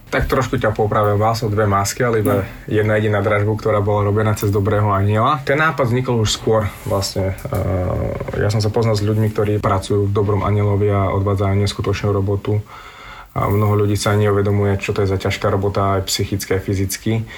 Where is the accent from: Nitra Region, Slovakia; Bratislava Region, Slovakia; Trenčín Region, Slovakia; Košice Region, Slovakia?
Košice Region, Slovakia; Spišská Nová Ves; moved away; also born or lived in Sweden; som zo Spiske Novej si